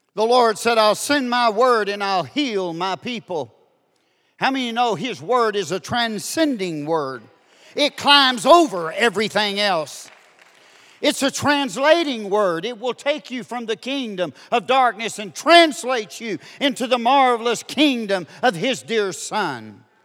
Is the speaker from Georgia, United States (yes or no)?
no; Duncan, Oklahoma, United States; I'm from Duncan, Oklahoma